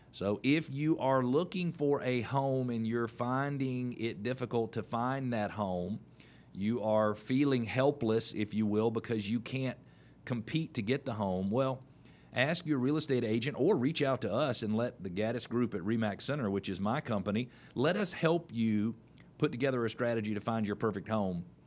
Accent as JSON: {"language": "English", "town": "Atlanta", "region": "Georgia", "country": "United States", "tie": "born or raised there", "also_born_or_lived": "Indianapolis, Indiana / Columbia, South Carolina / Chicago, Illinois", "said": "I was born in Atlanta in nineteen sixty-eight. I'm fifty-two years old. Uh, I probably know a little more about Atlanta than a lot of people who live here, but it's only because I've been here most of my life"}